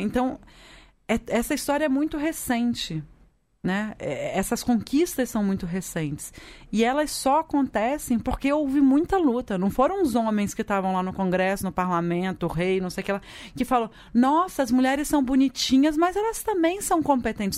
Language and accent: Portuguese; Espírito Santo, Brazil; moved away; Eu venho do Espírito Santo